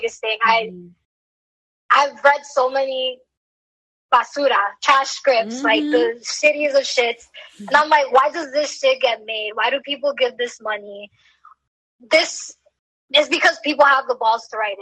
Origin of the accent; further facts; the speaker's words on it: New York City, New York, United States; also born or lived in Washington Heights, New York City; I was born and raised in the Bronx.